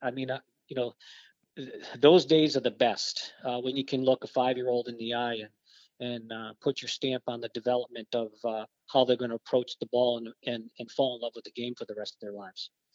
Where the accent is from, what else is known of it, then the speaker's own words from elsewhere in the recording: Barrington, Rhode Island, United States; I grew up in uh, Barrington, Rhode Island.